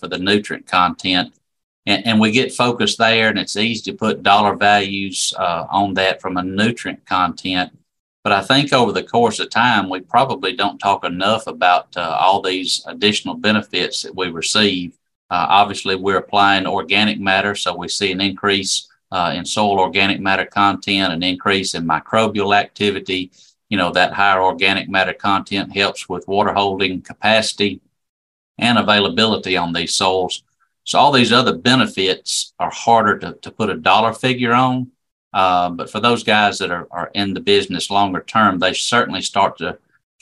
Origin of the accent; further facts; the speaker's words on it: Pineapple, Alabama, United States; also born or lived in Crossville, Alabama; I'm originally from Pineapple, Alabama, down in South Alabama, East Wilcox County.